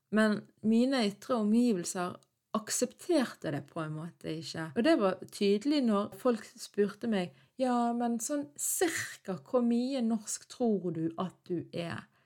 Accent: Norway; jeg var født og oppvokst i Norge

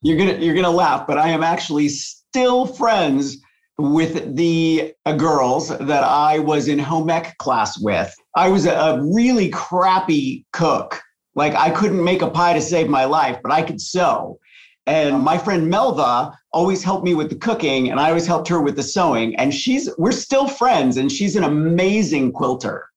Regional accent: La Junta, Colorado, United States; I grew up in La Junta, Colorado, which is a very, very small town in the southeast corner of Colorado

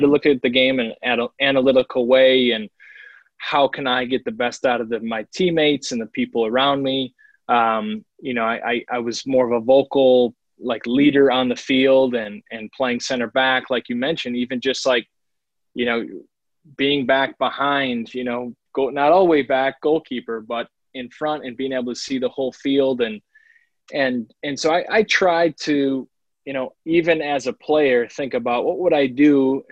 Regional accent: Milwaukee, Wisconsin, United States; also born or lived in Franklin, Wisconsin; born and raised in Milwaukee, Wisconsin, and, you know, came through the ranks here. Grew up in Franklin

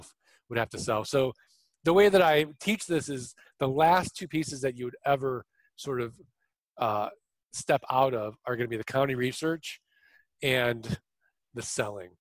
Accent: St. Louis, Missouri, United States; now in Arizona, United States; I'm from St. Louis. I'm from the show me state

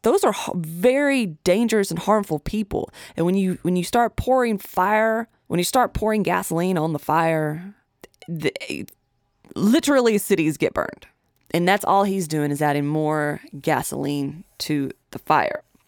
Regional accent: Tennessee, United States; my home state of Tennessee

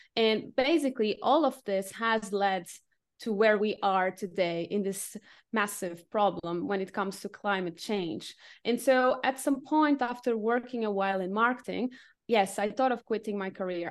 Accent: Lisbon, Portugal; also born or lived in Asia / France / United Kingdom / Cambodia; now in Dresden, Germany; I'm originally from Portugal, from Lisbon

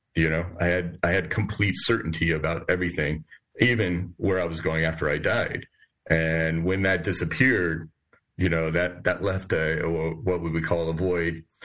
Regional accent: San Diego, California, United States; moved away as an adult; also born or lived in Oregon / Midwest; now in Lexington, United States; I'm originally from the West Coast, San Diego primarily, but also lived in Oregon

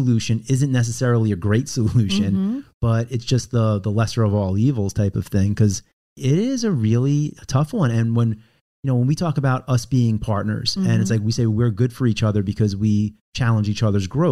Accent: Roslyn, New York, United States; born or raised there

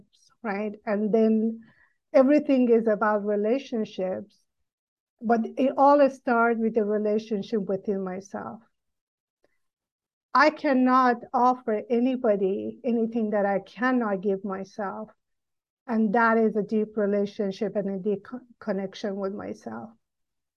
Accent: Iran; moved away as an adult; I grew up in Iran until age of 18

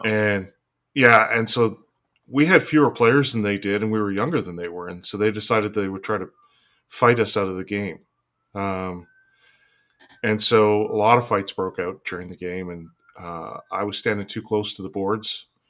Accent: Fort St. John, British Columbia, Canada; I was born and raised in Fort St. John, which is this small town in northern British Columbia.

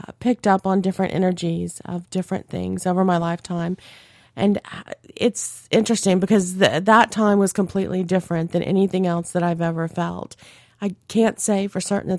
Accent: Louisiana, United States; growing up in Louisiana

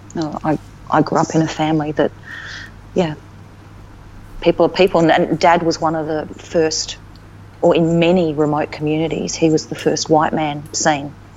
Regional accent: Alice Springs, Northern Territory, Australia; also born or lived in Melbourne; now in Darwin, Australia; growing up in Alice as a kid

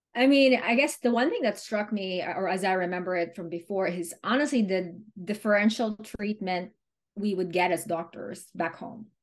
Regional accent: Manila, Metro Manila, Philippines; moved away as an adult; now in Pennsylvania, United States; I came from Manila, Philippines

